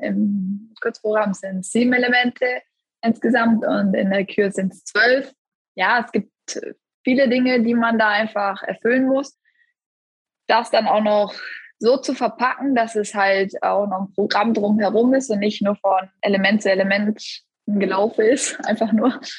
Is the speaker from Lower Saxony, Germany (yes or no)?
no; Essen, North Rhine-Westphalia, Germany; ich bin auch in Essen zur Welt gekommen, dann auch dort in Eislaufverein gegangen